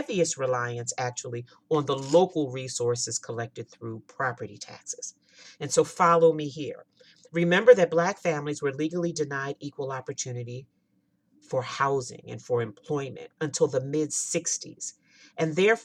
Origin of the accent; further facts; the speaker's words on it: Pennsylvania, United States; my home state, Pennsylvania